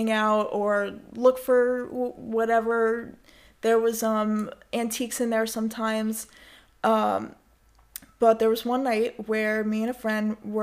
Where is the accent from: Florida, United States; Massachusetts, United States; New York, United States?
New York, United States; I'm from New York. I've always been from New York. I've... you know, live my entire life in New York.